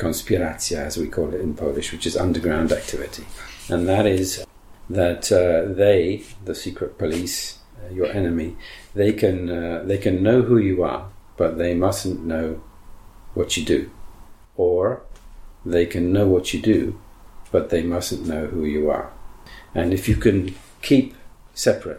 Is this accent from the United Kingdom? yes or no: yes; England, United Kingdom; also born or lived in Africa / Poland; now in Warsaw, Poland; So I was born and I grew up in Africa and later on in England, as you can tell from my voice and accent, and then in various European countries I lived as well during the 1980s.